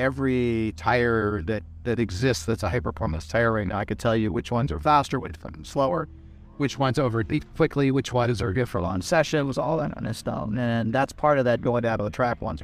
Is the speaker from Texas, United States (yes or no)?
yes; Austin, Texas, United States; I'm from Austin, Texas